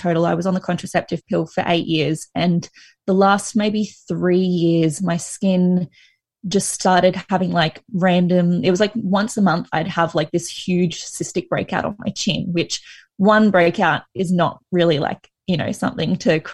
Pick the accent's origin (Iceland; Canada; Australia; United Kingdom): Australia; Sunshine Coast, Queensland; also born or lived in Brisbane; I'm from the Sunshine Coast and then I moved to Brisbane for uni